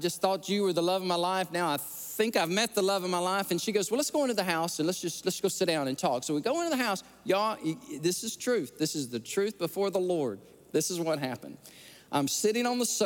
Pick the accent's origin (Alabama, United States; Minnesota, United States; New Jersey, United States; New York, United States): Alabama, United States; born or raised there